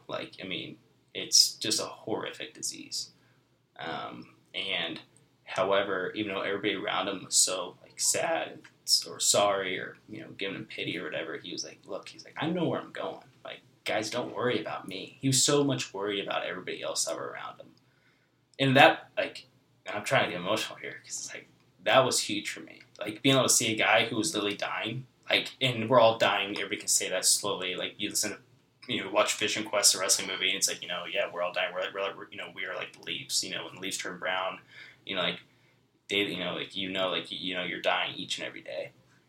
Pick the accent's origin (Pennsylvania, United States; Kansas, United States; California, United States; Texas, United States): Kansas, United States; Paola; with him and I not having any, you know, affiliation growing up in Paola and stuff, is kind of hard.